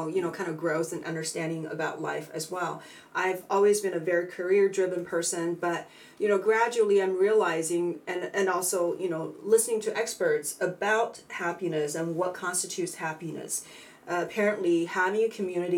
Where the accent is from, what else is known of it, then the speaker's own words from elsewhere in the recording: China; moved away as an adult; also born or lived in San Francisco; now in United States; I was born and raised in China